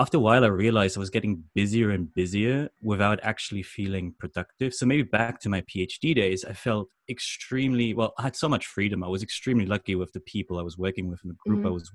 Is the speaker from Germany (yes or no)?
yes; Germany; moved away as an adult; also born or lived in London, United Kingdom; now in Japan; I grew up in Germany in a tiny village